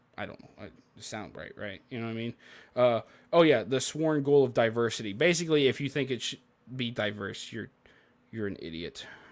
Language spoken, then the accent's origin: English; Memphis, Tennessee, United States; I'm from Memphis.